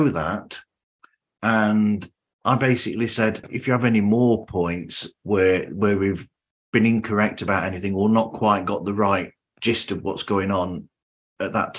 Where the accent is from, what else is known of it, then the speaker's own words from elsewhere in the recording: United Kingdom; I'm the Brit